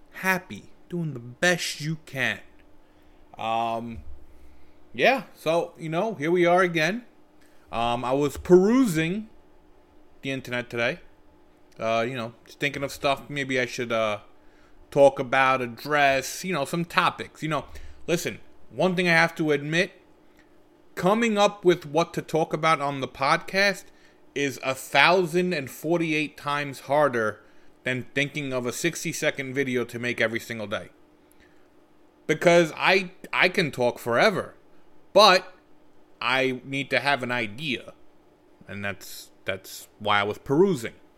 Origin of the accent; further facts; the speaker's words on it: United States; me and my sister, we were raised fully in America, just by Italian parents